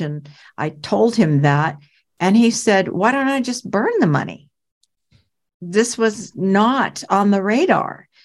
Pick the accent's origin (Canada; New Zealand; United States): United States; Portland, Oregon; I was from Portland, Oregon